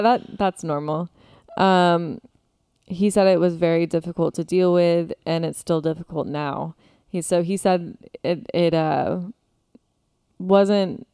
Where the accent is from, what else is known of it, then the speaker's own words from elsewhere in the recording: Florida, United States; we are from Florida